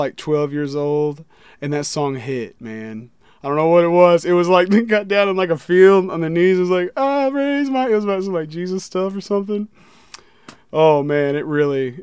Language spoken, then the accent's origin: English; Little Rock, Arkansas, United States; now in Columbia, United States; I was born in Little Rock, Arkansas. I lived there for a long time and moved to Columbia.